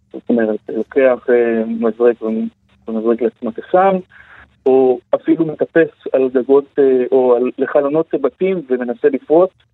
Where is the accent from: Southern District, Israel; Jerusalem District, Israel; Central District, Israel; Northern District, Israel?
Southern District, Israel; Beersheba; moved away as an adult; now in Tel Aviv, Israel; בבאר שבע, איפה שגדלתי